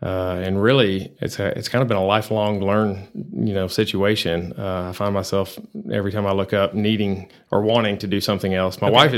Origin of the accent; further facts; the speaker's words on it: Abilene, Texas, United States; now in Amarillo, United States; Well, I grew up in Abilene, always been a Texas boy.